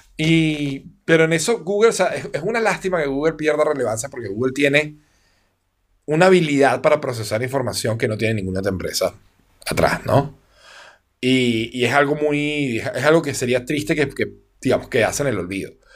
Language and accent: Spanish; Venezuela; como buen venezolano